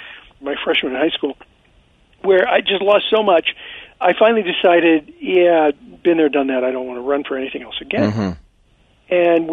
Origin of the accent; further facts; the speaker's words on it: Azusa, California, United States; also born or lived in Pittsburgh, Pennsylvania / South Central Los Angeles; I lived in South Central for about a year. I grew up in the Azusa area. I grew up in a really, you know, kind of low-income, working-class family.